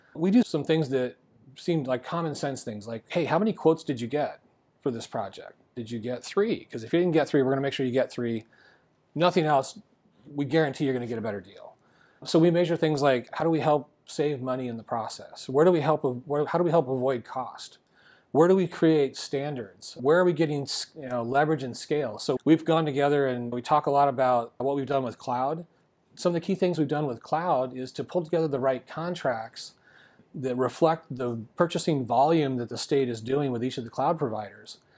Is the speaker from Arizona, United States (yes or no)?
yes; Arizona, United States; I love living in Arizona. This is my home state